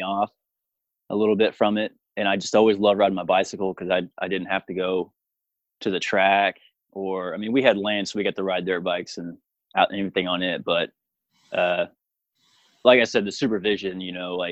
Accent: Piedmont, Oklahoma, United States; I grew up in Oklahoma. Piedmont is the name of the town, a little bitty town. It's outside of Oklahoma City

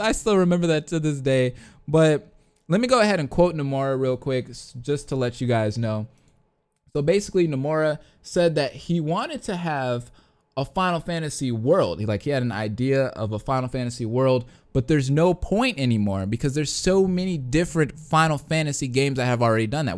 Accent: Detroit, Michigan, United States; I am from the Detroit area

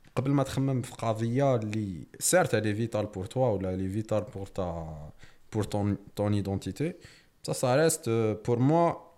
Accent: Algeria; احنا جزائريين

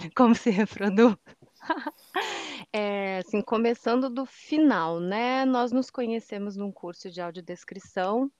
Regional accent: Canoas, Rio Grande do Sul, Brazil; moved away; also born or lived in Curitiba / Salvador / Teixeira de Freitas, Bahia; Hoje voltei para minha cidade natal, Canoas, no Rio Grande do Sul

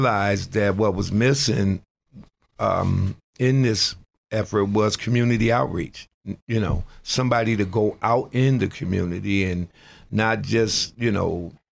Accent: Buffalo, New York, United States; moved away as an adult; now in Erie, United States; I grew up in Buffalo, New York, and I had lived in Erie actually a couple times

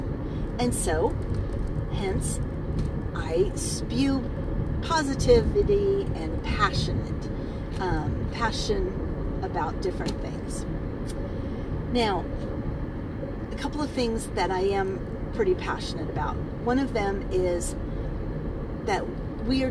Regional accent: California, United States; moved away; also born or lived in Oklahoma; I grew up in California

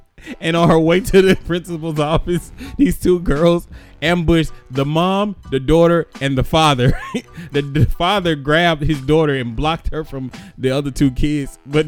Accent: United States; I'm an American.

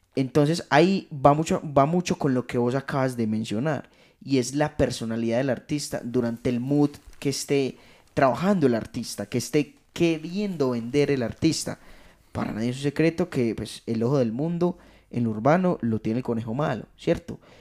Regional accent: Rionegro, Antioquia, Colombia; yo no soy de Medellín, yo soy de Río Negro

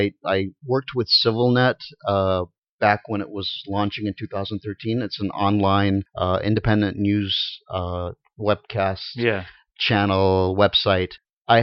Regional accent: Beirut, Beirut Governorate, Lebanon; moved away; also born or lived in Fresno, California; I was born in Beirut

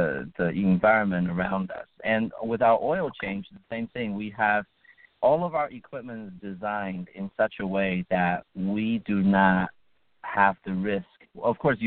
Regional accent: Bergen County, northern New Jersey, United States; I grew up in Bergen County

